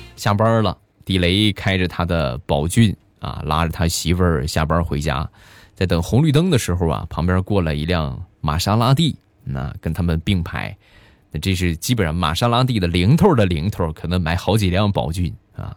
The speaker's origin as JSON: {"language": "Chinese", "region": "Shandong", "country": "China", "accent": "Shandong dialect", "said": "我们这边山东方言啊，一般都是说俺"}